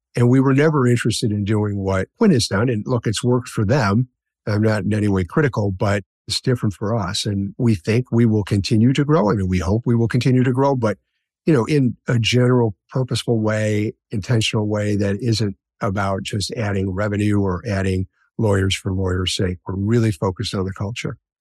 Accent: Chicago, Illinois, United States; I grew up in Chicago, on the south side of Chicago, in a neighborhood called Roseland

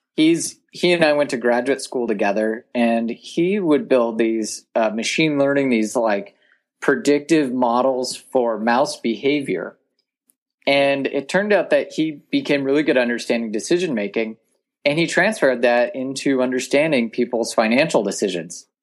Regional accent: Sonora, California, United States; I grew up in Tuolumne County, which is a very rural part of Northern California

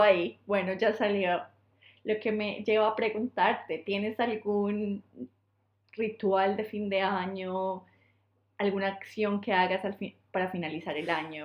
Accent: Colombia; moved away; soy de Colombia

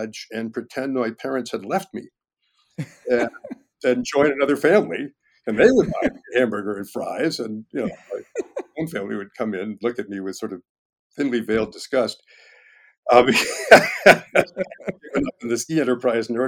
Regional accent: Chappaqua, New York, United States; moved away; also born or lived in Peru, Vermont; I grew up skiing in Peru, Vermont. My parents' main home was in Chappaqua, New York

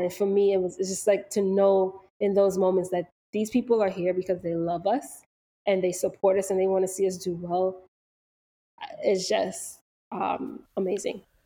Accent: Valley Stream, New York, United States; we are from Long Island, we are from Valley Stream

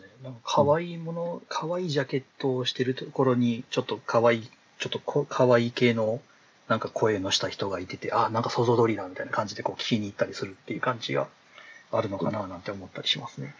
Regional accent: Kansai, Japan; 関西で生まれて、関西で育ってる人間なんで

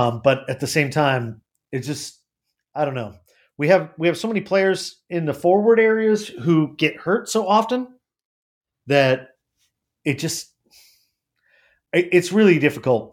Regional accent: United States; I'm an American.

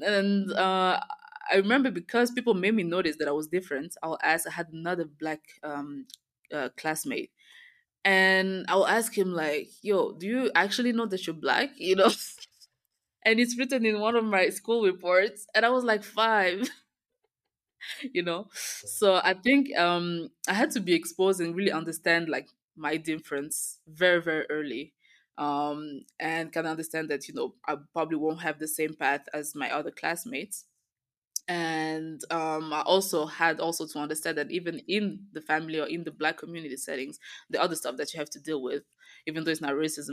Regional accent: Belgium; moved away as an adult; also born or lived in Rwanda; now in Kigali, Rwanda; I was born in Rwanda and we moved to Belgium when I was a baby. I grew up in Belgium

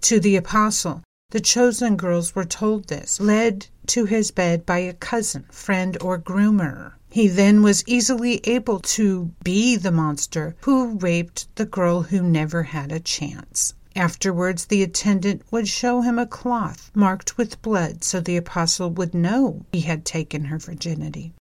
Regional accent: California, United States; my home state

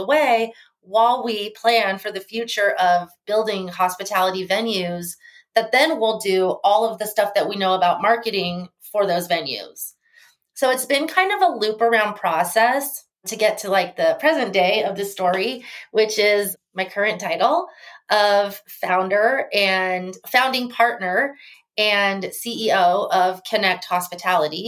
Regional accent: Arizona, United States; moved away as an adult; now in Las Vegas, United States; from Las Vegas, and I actually grew up in Arizona and went to school in Arizona, and I've been living back in Las Vegas since 2004

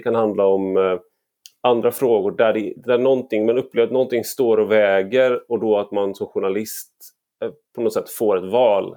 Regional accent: Gothenburg, Västra Götaland, Sweden; jag är göteborgare i grunden

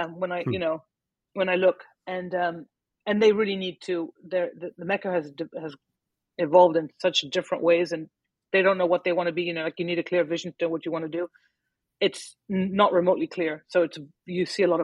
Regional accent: Paris, Île-de-France, France; moved away as an adult; also born or lived in Lebanon / Milwaukee, Wisconsin; now in United States; growing up in Paris, lots of Lebanese friends

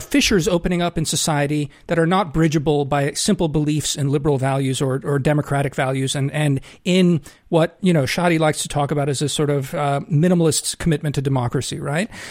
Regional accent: United States; I count myself as an American. I, I've lived here my whole life, even though I, I only got citizenship

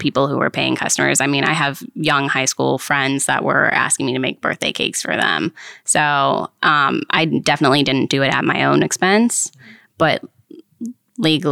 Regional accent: Haymarket, Virginia, United States; I grew up in Haymarket area

